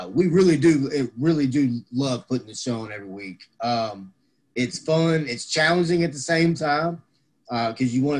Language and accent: English; Memphis, Tennessee, United States; now in Crossett, United States; I am originally from Memphis, Tennessee. I'm now living in Crossett, Arkansas